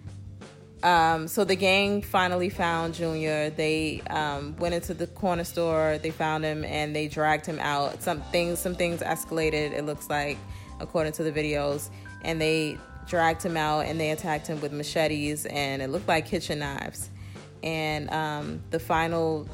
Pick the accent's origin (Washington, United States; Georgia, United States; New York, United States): New York, United States; New York City; We are both from New York, but I reside in a different, I'm in Brooklyn, New York